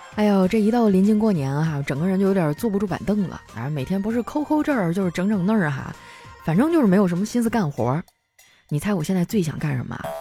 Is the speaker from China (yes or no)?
yes; Harbin, Heilongjiang, China; 今年哈尔滨火了哈，好多人都来这儿玩儿，然后直接导致的就是走哪儿都排队哈，我作为一个本地人洗澡我都洗不上